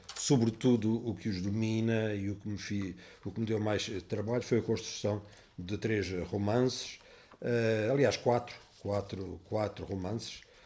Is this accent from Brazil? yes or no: no; Évora, Alentejo, Portugal; moved away; also born or lived in Amsterdam; eu nasci em Évora